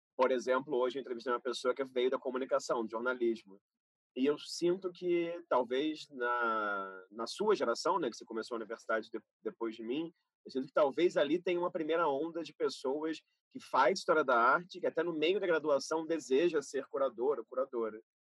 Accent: Rio de Janeiro, Brazil; fui nascido e criado em Carapaguá, Zona Oeste do Rio

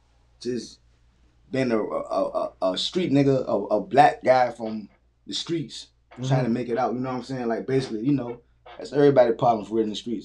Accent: Chesapeake, Virginia, United States; also born or lived in Norfolk, Virginia; I'm from Chesapeake. I was born in Norfolk, but I jumped the port in Chesapeake, so I claim the peak.

